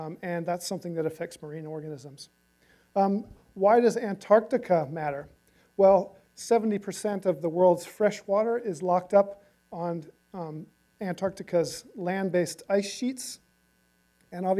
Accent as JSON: {"language": "English", "region": "Southern California", "country": "United States", "tie": "born or raised there", "moved": "as an adult", "lives_now": "Hamilton, New Zealand", "said": "I've been there since 2002, even though I grew up here in Southern California"}